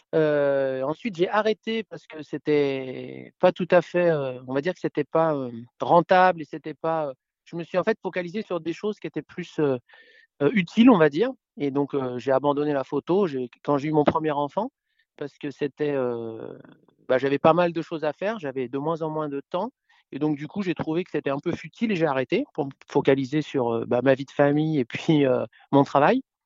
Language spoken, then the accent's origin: French; Paris, Île-de-France, France; now in Gulf of Saint-Tropez, France; Je suis né à Paris, euh, et j'ai quarante-cinq ans. Et j'habite maintenant dans le sud de la France, euh, dans le golfe de Saint-Tropez